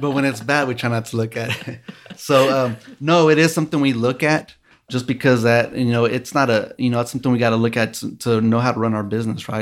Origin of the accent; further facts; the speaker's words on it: Midland, Texas, United States; also born or lived in Lubbock, Texas; I am born and raised here in Midland, Texas